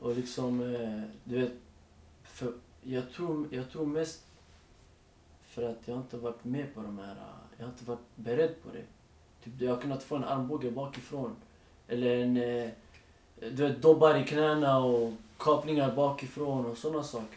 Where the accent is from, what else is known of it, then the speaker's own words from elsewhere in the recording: Stockholm, Stockholm County, Sweden; jag är född och uppväxt i Rinkeby